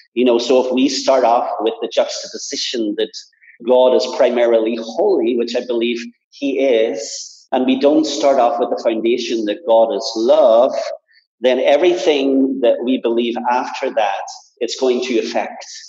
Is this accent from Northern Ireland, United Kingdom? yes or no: yes; Belfast, Northern Ireland, United Kingdom; moved away; I was brought up in Belfast in the midst of a lot of tensions in church life